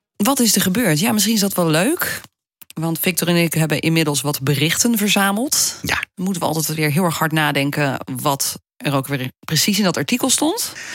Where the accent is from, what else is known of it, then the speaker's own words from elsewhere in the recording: Wageningen, Gelderland, Netherlands; Ik ben geboren in Wageningen